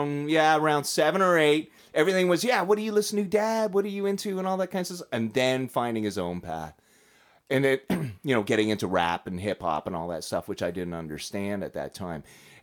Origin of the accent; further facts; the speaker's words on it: Toronto, Ontario, Canada; That's how we were raised in Toronto.